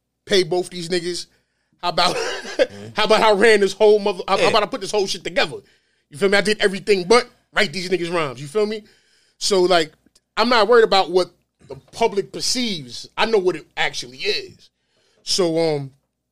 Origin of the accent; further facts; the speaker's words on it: New York City, New York, United States; I'm from the star, right? I'm from Notion Ave